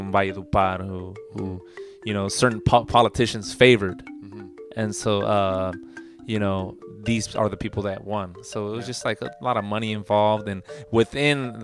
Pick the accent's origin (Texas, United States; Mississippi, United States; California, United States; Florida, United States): California, United States; Santa Fe Springs; also born or lived in Norwalk, California; my hometown in Santa Fe Springs